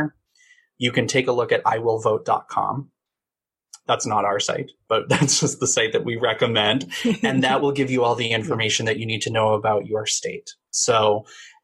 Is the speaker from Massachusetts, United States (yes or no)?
yes; Massachusetts, United States; now in California, United States; I'm from Massachusetts and I grew up 15 minutes away from the New Hampshire border.